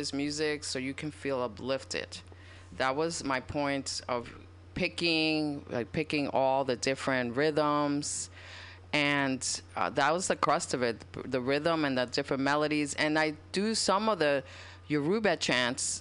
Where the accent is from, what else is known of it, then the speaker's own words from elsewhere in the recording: New York City, New York, United States; I was growing up in Washington Heights in New York